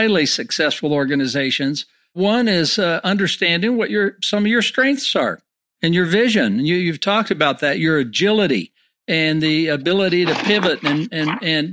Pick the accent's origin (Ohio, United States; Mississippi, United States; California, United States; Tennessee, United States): California, United States; San Francisco; now in Utah, United States; in the great state of Utah where I live, I was raised in San Francisco, but lived here for 50 years